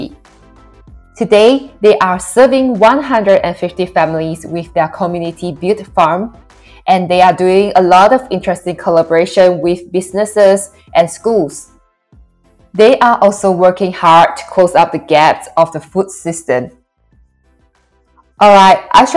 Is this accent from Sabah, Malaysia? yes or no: no; Johor, Malaysia; moved away as an adult; also born or lived in London; I am a Malaysian growing up in the southern state of Peninsula Malaysia, Johor